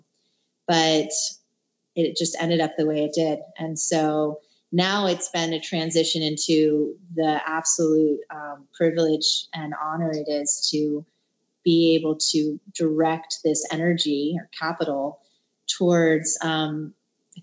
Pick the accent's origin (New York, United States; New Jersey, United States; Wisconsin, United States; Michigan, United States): New Jersey, United States; moved away; also born or lived in California; I grew up in New Jersey, a suburb of Manhattan